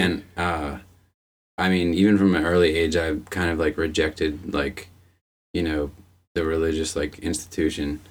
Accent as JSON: {"language": "English", "town": "Arbutus", "region": "Maryland", "country": "United States", "tie": "born or raised there", "moved": "yes", "said": "I grew up in Arbutus, which is a town in Baltimore County in Maryland"}